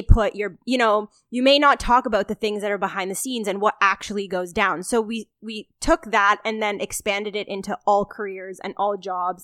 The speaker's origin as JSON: {"language": "English", "town": "Toronto", "region": "Ontario", "country": "Canada", "tie": "born or raised there", "said": "we're both born and raised in Toronto"}